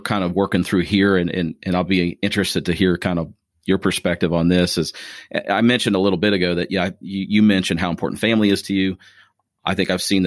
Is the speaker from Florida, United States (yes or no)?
no; Springfield, Ohio, United States; now in Crestwood, United States; Springfield is where I'm from